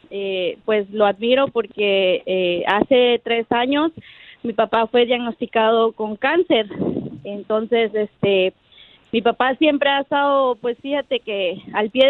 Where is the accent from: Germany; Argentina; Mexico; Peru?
Mexico; Paso del Macho, Veracruz; originalmente soy de Veracruz, de allá de, de eh, pasó del macho Veracruz